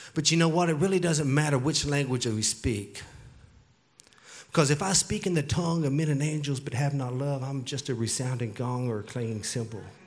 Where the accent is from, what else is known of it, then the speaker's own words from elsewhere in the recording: Texas, United States; I grew up in Texas, so I, I, it's hard for me to just speak English